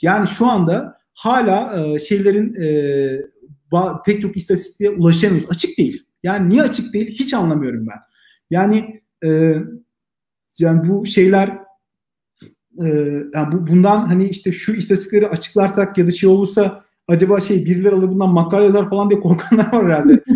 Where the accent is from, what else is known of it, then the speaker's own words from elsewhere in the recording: Black Sea Region, Turkey; Ben Karadeniz